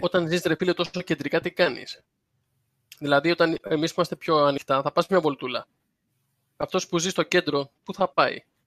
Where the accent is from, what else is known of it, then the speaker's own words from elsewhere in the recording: Athens, Attica, Greece; also born or lived in Kamatero / Glyfada; εγώ μεγάλωσα στην Κυψέλη το 80 και το 90. Ναι, εγώ εκεί μεγάλωσα.